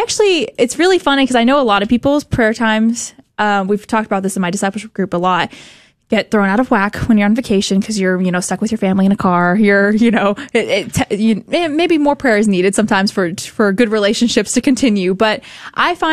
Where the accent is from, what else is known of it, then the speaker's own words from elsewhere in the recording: Texas, United States; we're from Texas.